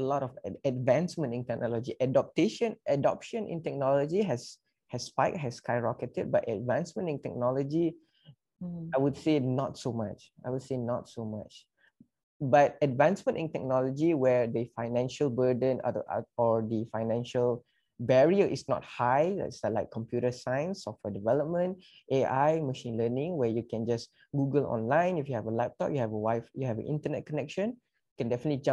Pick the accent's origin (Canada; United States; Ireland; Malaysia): Malaysia; come together as Malaysian